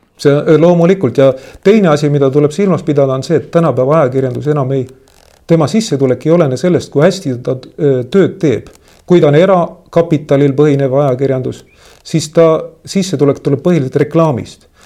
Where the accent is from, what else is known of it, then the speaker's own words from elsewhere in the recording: Tallinn, Harju County, Estonia; mina olen randlane, ma olen sündinud Kopli liinidel. minu maja oli umbes kakskümmend meetrit eh, merest.